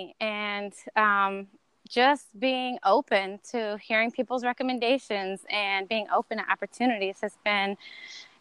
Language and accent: English; North Carolina, United States; moved away as an adult; also born or lived in Miami / Santo Domingo, Dominican Republic; now in New Orleans, United States; I grew up in North Carolina